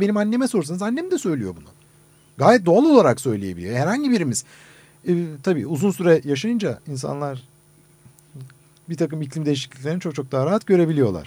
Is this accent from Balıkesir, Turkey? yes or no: no; Istanbul, Turkey; aynı İstanbul'da büyüdüm.